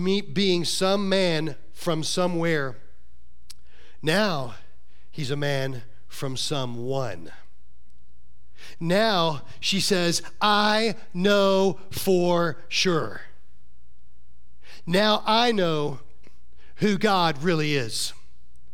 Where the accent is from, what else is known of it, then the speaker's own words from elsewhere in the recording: Florida, United States; that guy from Florida